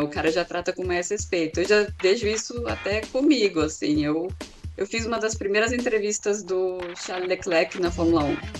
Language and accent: Portuguese; Águas de Lindóia, São Paulo, Brazil; moved away; Eu Fui criada em Águas de Lindóia, uma cidade pequenininha do interior de São Paulo, com 12 mil habitantes